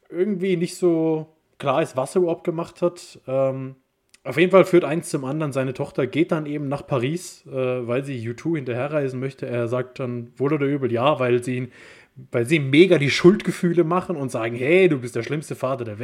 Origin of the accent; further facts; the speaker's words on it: Germany; ich bin Deutscher.